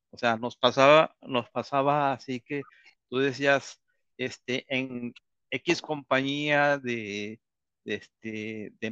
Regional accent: Mexico; moved away; yo salí realmente de México por la falta de oportunidades, por la falta de, por la de, la falta de creencia en México de, de, de, ser aceptado

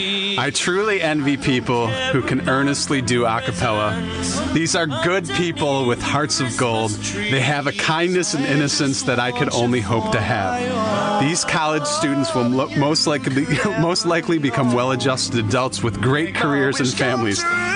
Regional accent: Flint, Michigan, United States; I'm from Flint, Michigan.

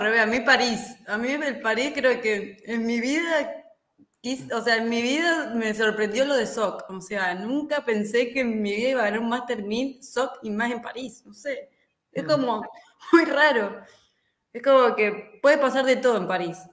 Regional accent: Argentina; como argentinos

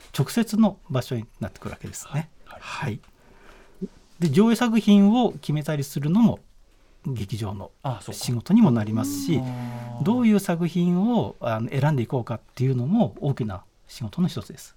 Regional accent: Shizuoka, Japan; moved away as an adult; also born or lived in Tokyo; 僕は静岡県の出身

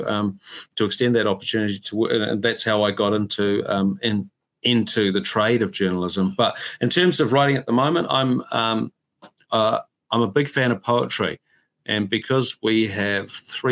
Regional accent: Whanganui, Manawatū-Whanganui, New Zealand; I grew up in Whanganui

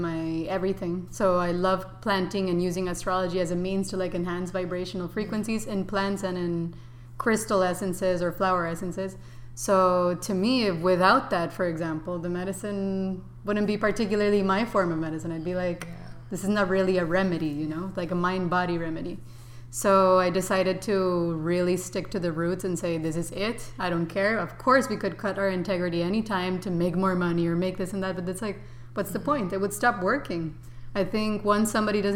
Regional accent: Costa Rica; moved away as an adult; also born or lived in San Francisco, California; now in New York, United States; I was raised in Costa Rica, very classic and somewhat the suburbs

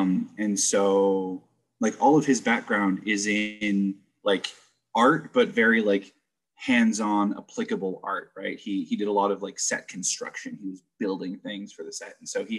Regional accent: New Jersey, United States; also born or lived in California; I grew up in New Jersey. Kind of hopped around all over the place. I started out in California, moved to New Jersey when I was about 12.

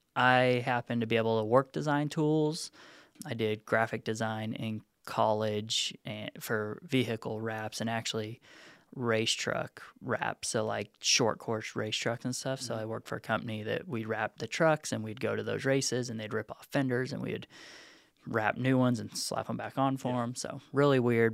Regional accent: Nevada, United States; moved away as an adult; also born or lived in Reno; now in Chattanooga, United States; Moved out here. I'm from Nevada originally. Last place I lived in Nevada for college and such was Reno.

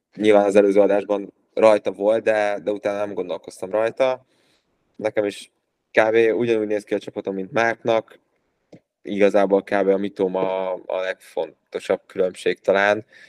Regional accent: Hungary

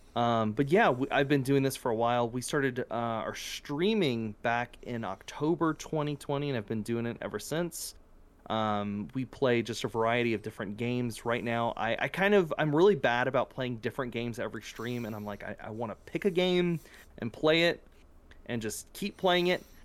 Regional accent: South Louisiana, United States; moved away; I'm originally from South Louisiana

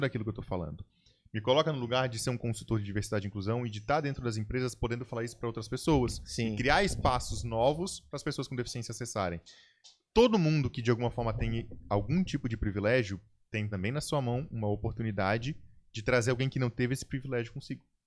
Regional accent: Brazil; nós, como brasileiros

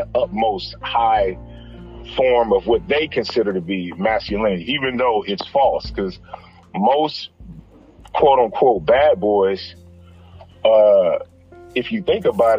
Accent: Compton, California, United States; I'm from Compton

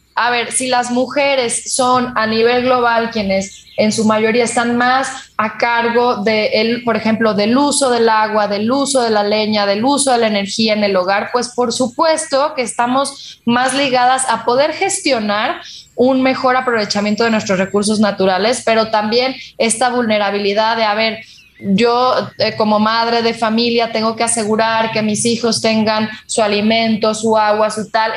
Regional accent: Mexico; en dos, en tres, en cinco estados de nuestro país

